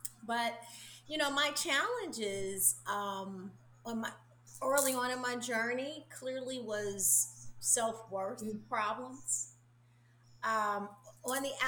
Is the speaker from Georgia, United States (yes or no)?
no; Chicago, Illinois, United States; now in Orlando, United States; I felt like I grew up also in Chicago. Like, now I live in Orlando, Florida, which is the home for my soul. But I'm originally from Chicago